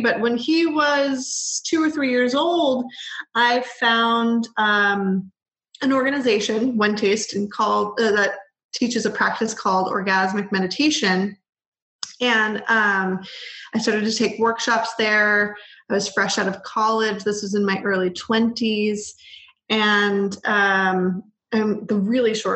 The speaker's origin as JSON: {"language": "English", "area": "Bay Area", "region": "California", "country": "United States", "tie": "born or raised there", "said": "I was raised in the Bay Area."}